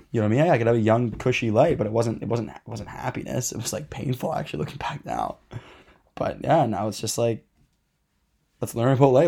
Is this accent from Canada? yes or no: yes; Dundas, Ontario, Canada; we grew up in Dundas. It's a very kind of, I'd say, like, mid to higher class area